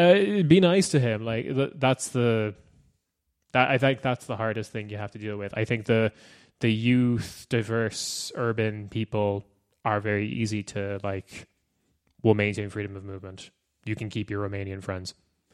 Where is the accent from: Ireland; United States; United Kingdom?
Ireland; now in Germany; I live in Germany and I'm Irish. Please don't send me away.